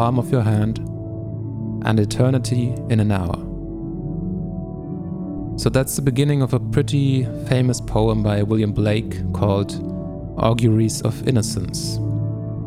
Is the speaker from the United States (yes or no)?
no; Germany; I am from Germany